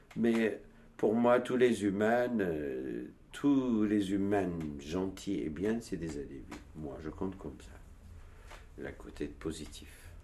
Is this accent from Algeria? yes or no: no; Turkey; French is a second language; moved away as an adult; also born or lived in Istanbul / Switzerland; now in Montreuil, France; Je suis né en Turquie, moi. Je suis dans une montagne de. On parle kurde chez nous